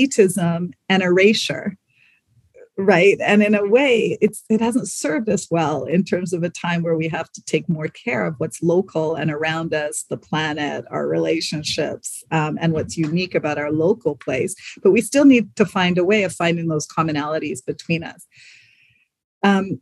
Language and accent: English; Canada; moved away as an adult; also born or lived in South Africa / Spain / France; coming from South Africa, growing up in Canada